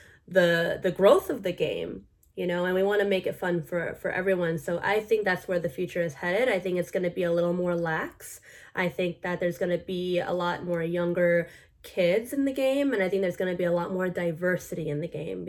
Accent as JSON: {"language": "English", "country": "United States", "tie": "born or raised there", "said": "I'm full Filipino, but born in America"}